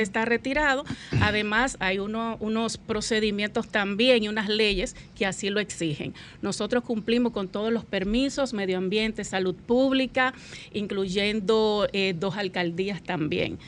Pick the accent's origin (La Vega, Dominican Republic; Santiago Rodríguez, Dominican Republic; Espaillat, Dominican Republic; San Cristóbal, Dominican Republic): La Vega, Dominican Republic; Constanza; moved away; yo soy de Constanza